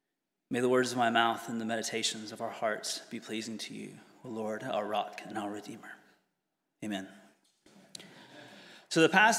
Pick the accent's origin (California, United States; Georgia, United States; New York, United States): Georgia, United States; moved away as an adult; now in St Andrews, United Kingdom; and our teenage kids came with me over a few years ago to do postgraduate work here in the UK. We're from Georgia in the States